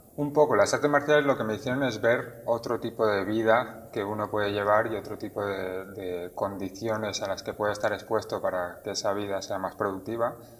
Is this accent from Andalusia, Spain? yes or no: no; Barcelona, Catalonia, Spain; moved away as an adult; now in Tenerife, Spain; Barcelona, que es donde yo nací y crecí.